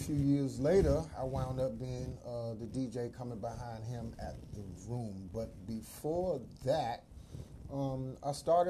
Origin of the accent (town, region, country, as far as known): Washington, District of Columbia, United States; born or raised there